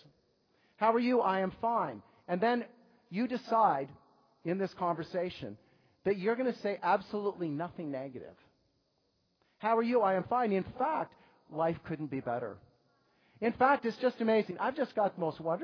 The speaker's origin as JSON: {"language": "English", "region": "New York", "country": "United States", "said": "as New Yorkers"}